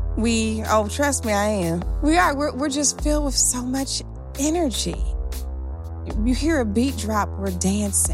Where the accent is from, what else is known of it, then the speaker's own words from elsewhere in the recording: Detroit, Michigan, United States; growing up in Detroit, Michigan